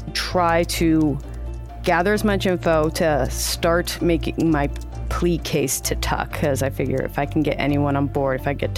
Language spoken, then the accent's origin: English; Oceanside, California, United States; born there; Yeah, I was born in Oceanside. I was born at the Naval Base.